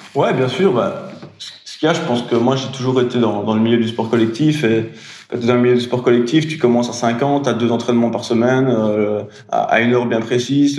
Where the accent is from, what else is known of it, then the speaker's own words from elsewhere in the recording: Belgium; je suis belge